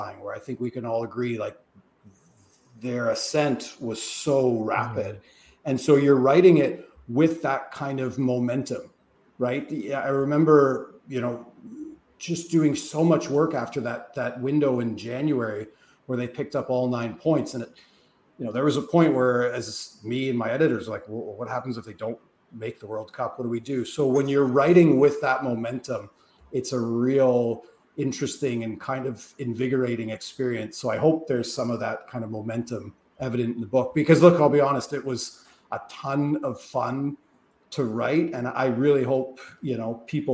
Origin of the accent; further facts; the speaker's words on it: Canada; as a Canadian soccer observer